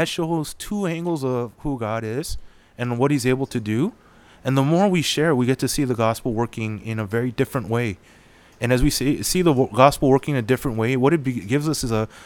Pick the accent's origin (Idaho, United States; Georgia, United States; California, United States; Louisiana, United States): California, United States; we're from California